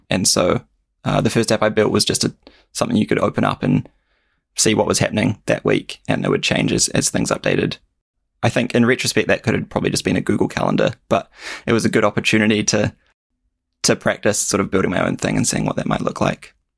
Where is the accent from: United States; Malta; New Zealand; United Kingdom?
New Zealand; Kaiapoi, Canterbury; also born or lived in Christchurch, New Zealand; I grew up in a, a smaller town out, outside of Christchurch called Kaiapoi